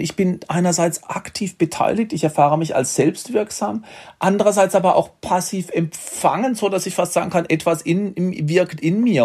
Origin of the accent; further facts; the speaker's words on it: Baden-Württemberg, Germany; in Baden-Württemberg, wo ich herkomme